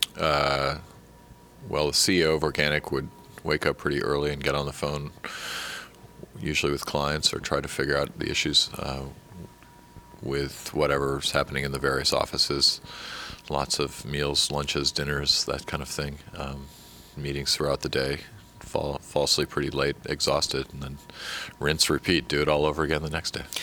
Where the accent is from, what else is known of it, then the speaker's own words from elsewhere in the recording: San Francisco, California, United States; I come from San Francisco and Silicon Valley